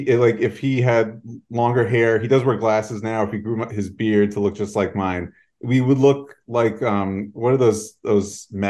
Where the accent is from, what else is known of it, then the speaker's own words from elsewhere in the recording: New York City, New York, United States; also born or lived in Chicago; So I'm in New York City. I'm in Manhattan, like downtown area. I'm originally from like Union Square. I grew up in New York. So I am like definitely a New Yorker type. Like I can't function outside of a city environment.